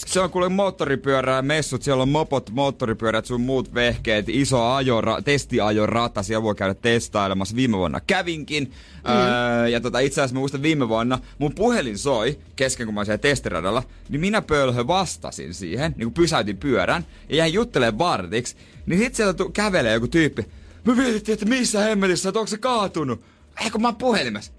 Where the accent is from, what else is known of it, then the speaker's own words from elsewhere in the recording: Seinäjoki, South Ostrobothnia, Finland; mä oon Seinäjoelta